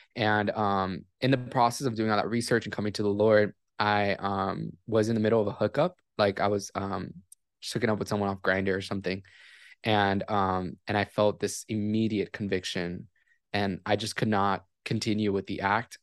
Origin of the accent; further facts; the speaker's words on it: Miami, Florida, United States; I was born and raised in Miami, Florida